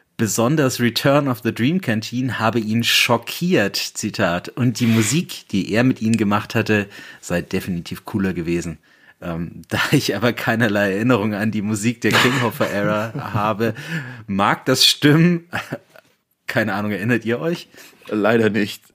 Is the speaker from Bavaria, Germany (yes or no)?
yes; Bamberg, Bavaria, Germany; aus meiner Heimatstadt Bamberg